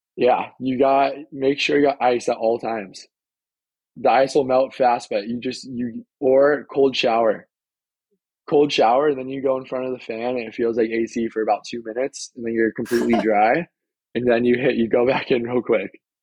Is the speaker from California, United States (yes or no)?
yes; San Clemente, California, United States; I'm from San Clemente, California